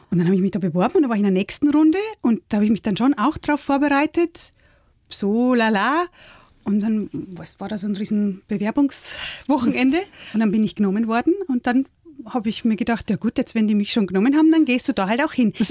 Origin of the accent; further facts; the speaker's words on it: Bavaria, Germany; now in Hamburg, Germany; ich bin eine in Hamburg lebende niederbayerische Großstadtbäuerin. Aufgewachsen bin ich in der Holledau auf dem Hof, den mein Vater im Nebenerwerb bewirtschaftet hat.